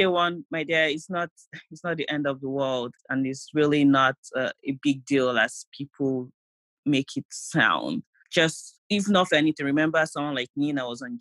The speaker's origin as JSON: {"language": "English", "country": "Nigeria", "moved": "as an adult", "lives_now": "United States", "said": "my friends that I came from Nigeria"}